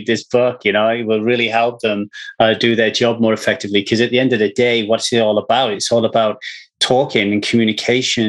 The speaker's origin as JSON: {"language": "English", "town": "Ogmore Vale", "region": "Wales", "country": "United Kingdom", "tie": "born or raised there", "moved": "yes", "lives_now": "Los Angeles, United States", "said": "I'm in LA now, but I grew up in Ogmore Vale"}